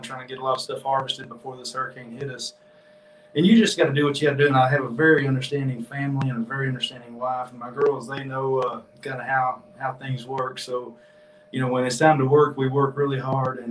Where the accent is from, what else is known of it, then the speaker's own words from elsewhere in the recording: Jonesboro, Arkansas, United States; now in Pine Bluff, United States; I was raised in Jonesboro and picked up a farm here in Pine Bluff